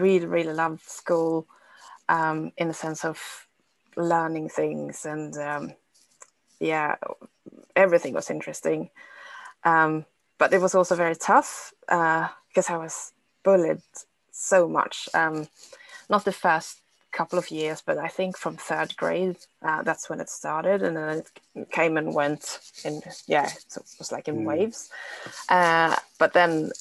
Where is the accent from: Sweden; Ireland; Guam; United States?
Sweden; also born or lived in South Korea; now in New Zealand; I am based in New Zealand at the moment, but I am originally from Korea, and then I was adopted as a child to Sweden